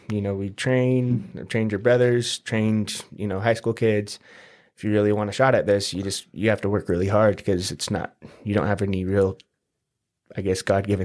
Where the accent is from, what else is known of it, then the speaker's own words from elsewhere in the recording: St. George, Utah, United States; also born or lived in Salt Lake City / Hawaii; I was born in Salt Lake, raised here in St. George since I was about nine. We moved from Hawaii, so we, we did a lot of moving around.